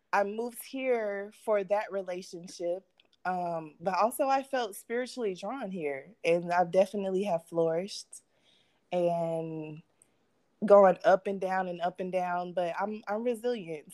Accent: Mississippi, United States; now in Phoenix, United States; I grew up in Mississippi, so I'm a Southern Belle

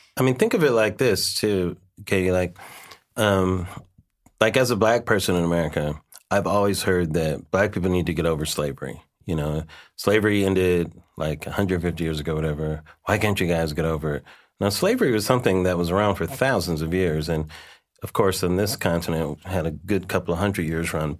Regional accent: Los Angeles, California, United States; I'm from Los Angeles

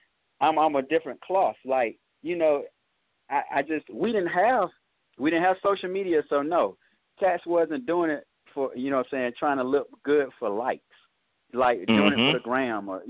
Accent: Atlanta, Georgia, United States; I'm from Cleveland Avenue. I stay in the same neighborhood as …

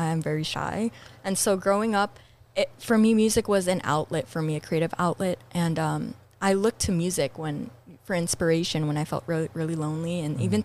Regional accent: Los Angeles, California, United States; I was attending this school called Our Lady of Loreto here

